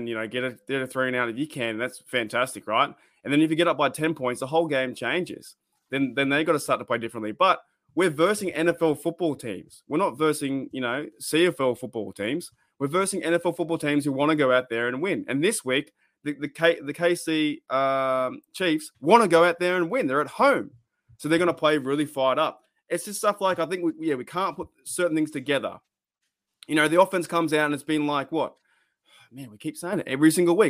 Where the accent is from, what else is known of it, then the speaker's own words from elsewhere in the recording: Australia; we are Australian